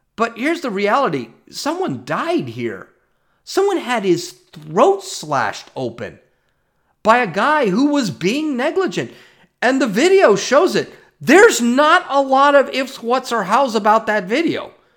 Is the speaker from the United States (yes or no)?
yes; United States; I'm not white. I'm an American.